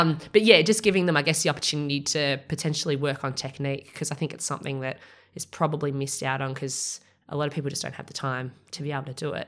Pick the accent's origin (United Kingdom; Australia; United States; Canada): Australia; I'm Australian